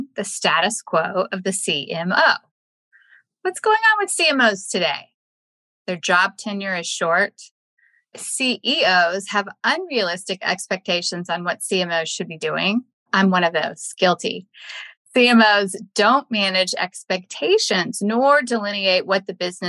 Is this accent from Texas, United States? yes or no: yes; Texas, United States; moved away; Texas is my home state